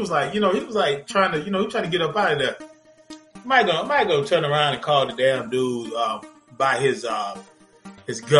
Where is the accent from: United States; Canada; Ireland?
United States; Arkansas; I'm from Arkansas, dog.